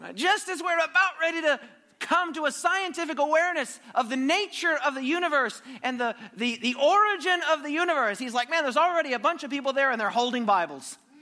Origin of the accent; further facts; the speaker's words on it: United States; I'm from America, as you know, probably can detect by my accent